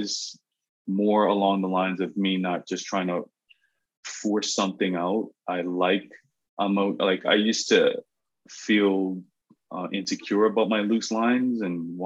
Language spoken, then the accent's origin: English; Bermuda; moved away; I grew up in Bermuda, so it's a very picturesque place